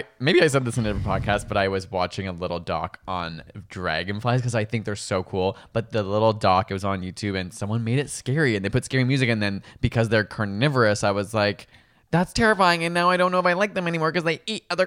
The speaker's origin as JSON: {"language": "English", "country": "Canada", "said": "We are Canadian after all"}